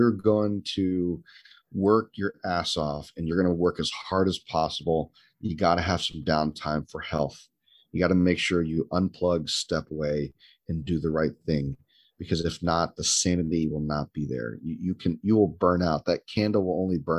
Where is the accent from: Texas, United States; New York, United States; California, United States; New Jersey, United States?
Texas, United States; me coming from Texas